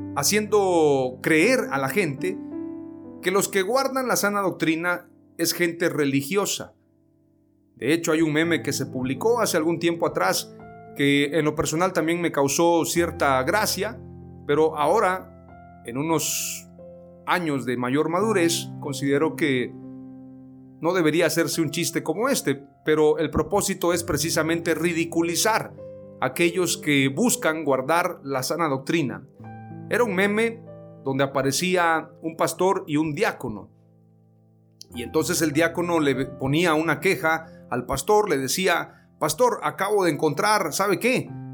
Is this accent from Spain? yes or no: no; Mexico; yo crecí en una iglesia pentecostal, la más antigua en México